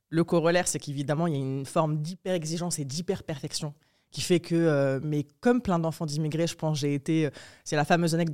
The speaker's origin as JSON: {"language": "French", "country": "Morocco", "tie": "born there", "said": "mais je suis née au Maroc. Euh, dans un contexte très particulier parce que je suis née en 94"}